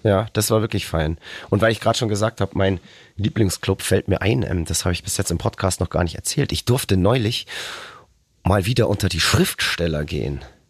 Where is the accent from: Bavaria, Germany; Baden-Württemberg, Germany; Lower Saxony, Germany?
Bavaria, Germany; Nuremberg; moved away; Nürnberg ist ja auf jeden Fall immer eine Reise wert und ja nach wie vor auch für mich immer was Besonderes, weil meine Geburtsstadt